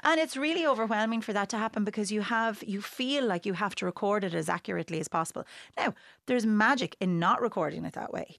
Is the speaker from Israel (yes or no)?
no; Wexford, Leinster, Ireland; moved away; growing up in Wexford